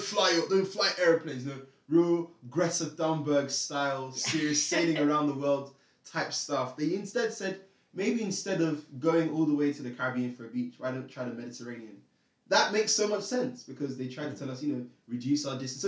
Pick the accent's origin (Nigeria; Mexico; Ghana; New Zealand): Nigeria; moved away; I'm Nigerian